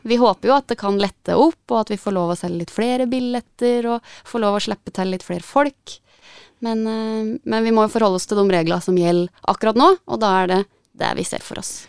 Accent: Gjøvik, Innlandet, Norway; Da jeg vokste opp på Gjøvik og var 18-19

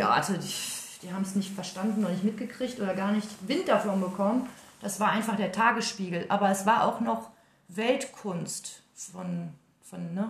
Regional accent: Welver, North Rhine-Westphalia, Germany; also born or lived in Dortmund; ich bin ja da auf dem Land groß geworden. Ah. Also da äh, in Welva, das ist Soesterbörde, haben wir auf dem Bauernhof

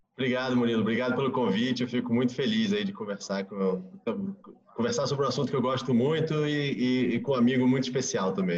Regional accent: Rio de Janeiro, Brazil; moved away as an adult; also born or lived in Rome, Italy / Tokyo, Japan / Yangon, Myanmar; estou aqui no Rio, minha cidade natal, mas que eu não morava há, há, muitos anos.

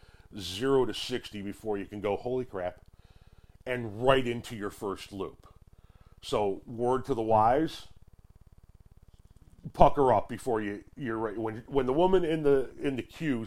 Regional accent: Chicago, Illinois, United States; I'm from the Chicagoland area.

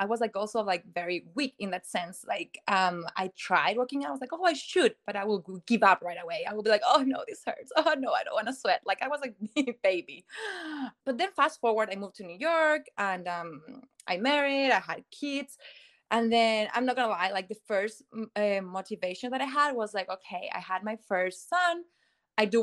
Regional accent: Chile; moved away as an adult; now in United States; I'm originally from South America, from Chile, and I've been in the States for 13 years now. So I moved here 2010.

